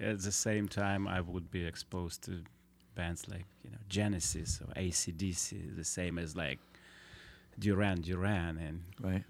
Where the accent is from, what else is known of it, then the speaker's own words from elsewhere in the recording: Vladivostok, Primorsky Krai, Russia; English is a second language; also born or lived in China; I grew up in Vladivostok, which was a strange place.